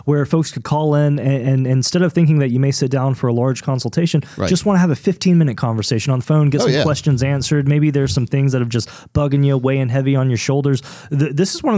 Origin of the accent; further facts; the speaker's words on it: North Carolina, United States; I'm from North Carolina